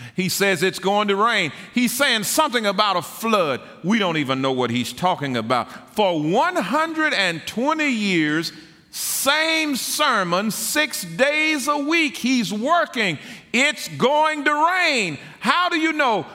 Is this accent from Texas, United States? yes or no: yes; Tyler, Texas, United States; I was born and raised in Tyler and attended the public school there